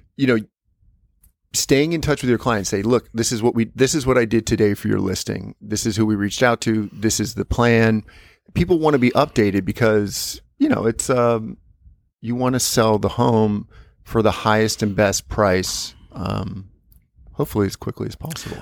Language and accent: English; United States; moved away; Like, so I'm an American.